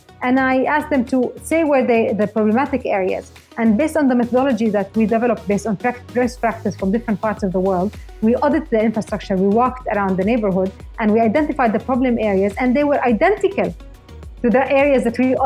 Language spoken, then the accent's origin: English; Jordan; moved away as an adult; now in Dubai, United Arab Emirates; I was born and raised in Jordan, and I moved to the UAE with my husband to work